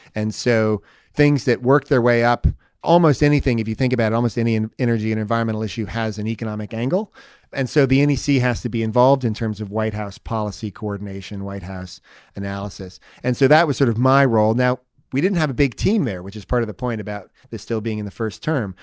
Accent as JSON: {"language": "English", "town": "Palo Alto", "region": "California", "country": "United States", "tie": "born or raised there", "said": "I grew up in Palo Alto in the Bay Area"}